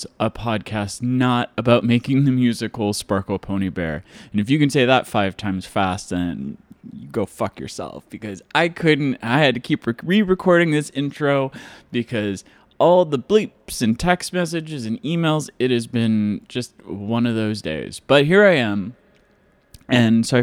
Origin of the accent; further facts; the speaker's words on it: Mason City, Iowa, United States; moved away; I grew up in Mason City, Iowa